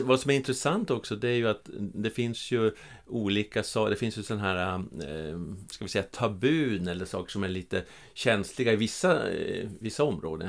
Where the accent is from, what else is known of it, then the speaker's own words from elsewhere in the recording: Norrland, Sweden; accent: Norrland dialect; moved away as an adult; also born or lived in Stockholm; now in Skåne, Sweden; jag är ju norrlänning som, ja. som ni hör på dialekten, från, även om jag har bott i Skåne i över 30 år.